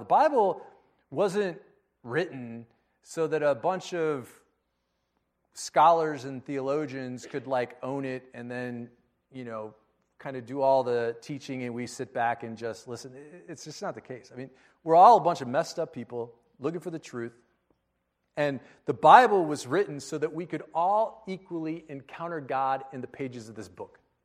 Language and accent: English; United States; I was born in America